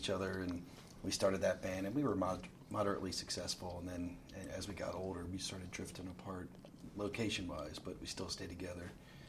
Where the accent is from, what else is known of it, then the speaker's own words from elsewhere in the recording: College Park, Maryland, United States; also born or lived in Calvert County, Maryland; I grew up near College Park, Maryland, and then I'm in Southern Maryland now and down in Calvert County.